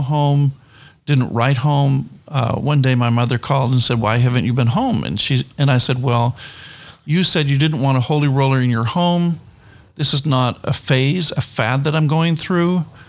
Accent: New Brunswick, Canada; moved away; I came from or come from New Brunswick, Canada

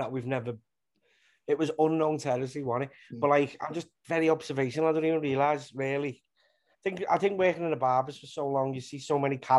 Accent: Liverpool, North West England, United Kingdom; being from Liverpool, I'm from Walton in Liverpool.

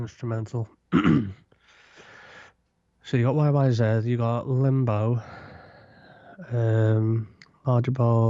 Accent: Liverpool, North West England, United Kingdom; now in Gosport, United Kingdom; I'm originally from Liverpool, home of …, but I live on the south coast now in a place called Gosport.

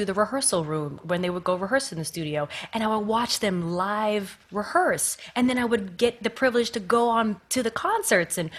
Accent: Miami, Florida, United States; also born or lived in Long Island, New York; now in New York, United States; When I moved from Long Island, I went to Miami, Florida

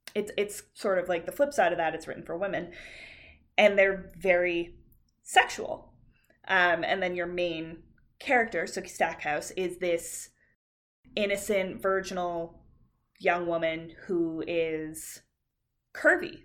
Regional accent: Canada; we're Canadian

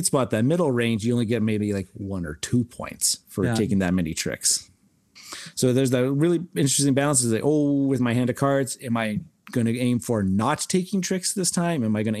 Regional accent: Saskatchewan, Canada; we're from Saskatchewan. We grew up playing Kaiser like a billion times.

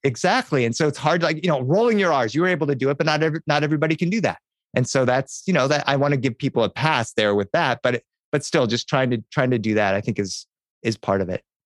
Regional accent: Delaware, United States; I grew up in Delaware in the 1970s

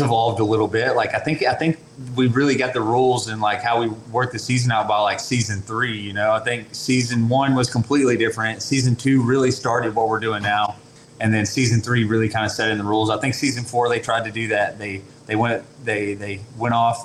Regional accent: LaFayette, Georgia, United States; also born or lived in Chattanooga, Tennessee; now in Cartersville, United States; I grew up in Lafayette, Georgia

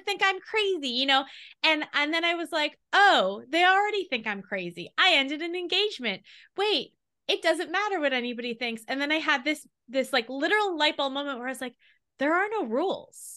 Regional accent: Long Island, New York, United States; we grew up on Long Island. I moved back to Long Island from New York City

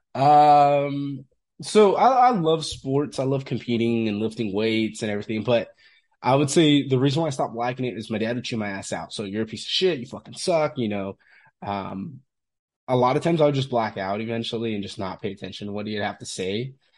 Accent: Fresno, California, United States; I'm from Fresno, California originally

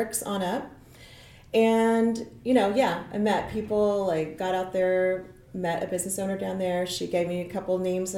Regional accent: Nebraska, United States; moved away as an adult; also born or lived in Kansas City, Missouri; now in Lee's Summit, United States; I grew up in Nebraska, but I landed in Kansas City, like, I don't know, 28 years ago or so.

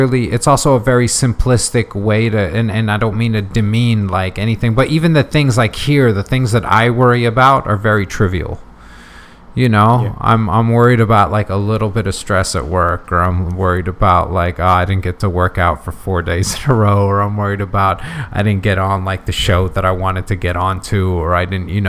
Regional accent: United States; English is a second language; Then growing up in the States, so always being around languages, like I'm fortunate enough

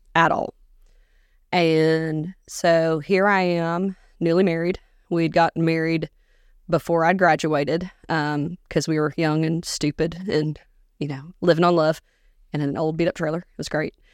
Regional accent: Augusta, Georgia, United States; moved away as an adult; also born or lived in Minneapolis, Minnesota; now in Dickson County, Tennessee, United States; I was born in Minneapolis, but I grew up in Augusta, Georgia

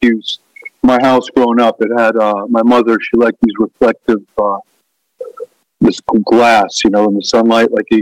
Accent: Ketchikan, Alaska, United States; I grew up in Ketchikan, Alaska.

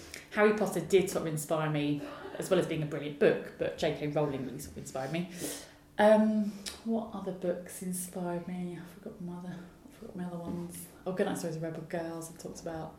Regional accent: Southend-on-Sea, East of England, United Kingdom; I grew up in Southend-on-Sea, which is where I live now

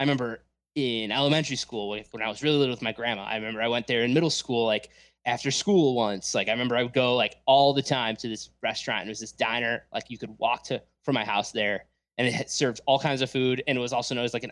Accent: Arlington Heights, Illinois, United States; I'm from Arlington Heights, Mount Prospect, that kind of area

